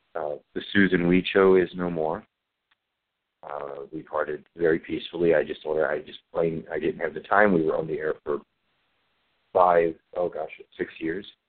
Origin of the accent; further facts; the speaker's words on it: Maryland, United States; moved away; I have not been in my hometown for about 15 years